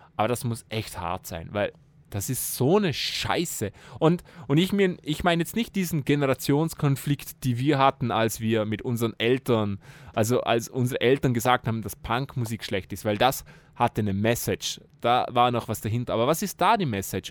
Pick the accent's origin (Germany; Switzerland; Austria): Austria; bei uns in Österreich